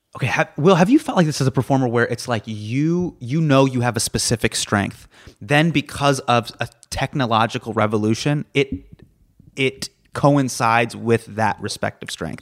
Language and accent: English; Davis, California, United States; I grew up in Davis, which is right, it's k, k, if you're familiar with where San Francisco is, it's about, about an hour away.